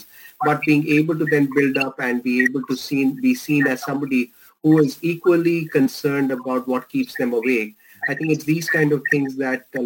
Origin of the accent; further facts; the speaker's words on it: India; accent: Indian; moved away; my Indian accent